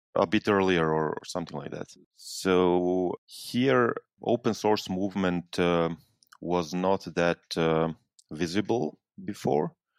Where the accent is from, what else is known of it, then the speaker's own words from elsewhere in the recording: Serbia; I'm coming from Serbia. It's a small country in southeastern Europe, just north of Greece.